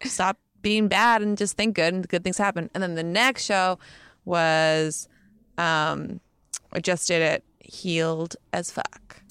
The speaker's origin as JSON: {"language": "English", "town": "Montclair", "region": "New Jersey", "country": "United States", "said": "I'm from Jersey"}